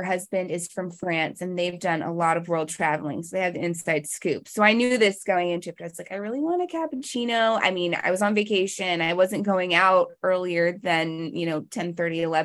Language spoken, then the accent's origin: English; Virginia, United States; also born or lived in Colorado; now in North Carolina, United States; I grew up in Virginia and I lived for about 10 years in Colorado